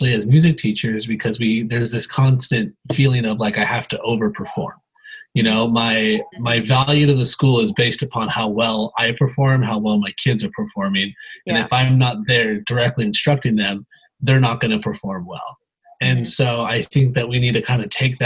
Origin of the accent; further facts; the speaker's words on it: Tehachapi, California, United States; I have two nephews from my hometown, Tehachapi